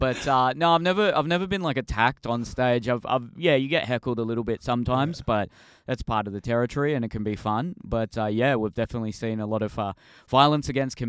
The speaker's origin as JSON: {"language": "English", "town": "Sydney", "region": "New South Wales", "country": "Australia", "tie": "born or raised there", "said": "I grew up in the St. George area in Sydney."}